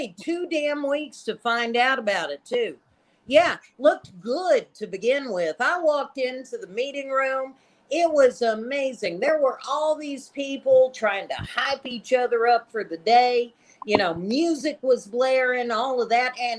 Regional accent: Lubbock, Texas, United States; I'm from the Lubbock, Texas area

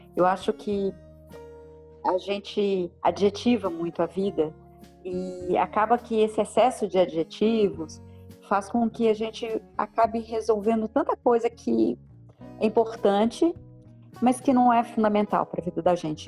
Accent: Belo Horizonte, Minas Gerais, Brazil; moved away as an adult; also born or lived in Luanda; now in São Paulo, Brazil; também sou de Belo Horizonte, moro em São Paulo há 15 anos.

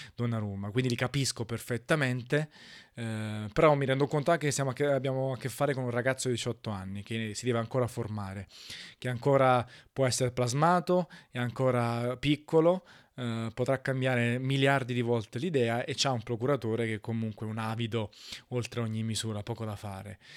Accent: Italy

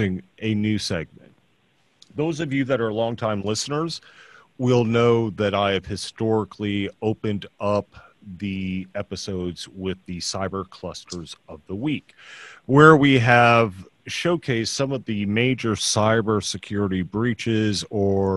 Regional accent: Austin, Texas, United States; also born or lived in San Antonio / New Braunfels; now in Houston, United States; I'm a Texan

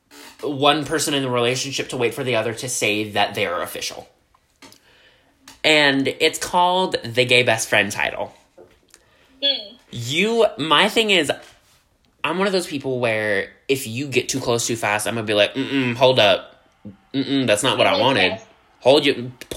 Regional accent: Louisiana, United States; I'm from down in the bayou from Louisiana

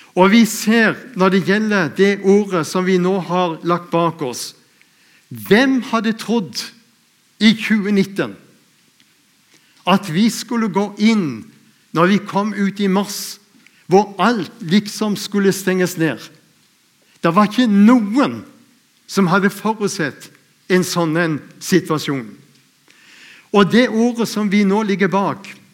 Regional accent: Lindesnes, Agder, Norway; jeg er født ute på Lindesnes

